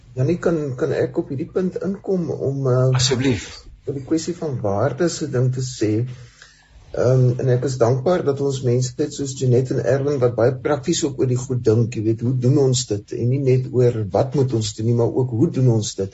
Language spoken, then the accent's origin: Afrikaans; South Africa